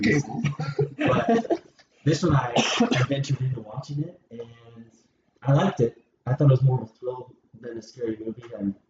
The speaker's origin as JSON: {"language": "English", "town": "Orem", "region": "Utah", "country": "United States", "said": "I hail from the North Ghettos of Orem, Utah."}